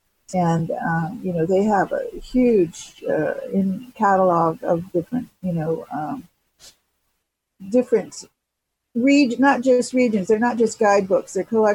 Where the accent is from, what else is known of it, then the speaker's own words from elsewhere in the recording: Los Angeles, California, United States; I'm from Los Angeles and, you know, I've been here all these years, but it's a home base for me.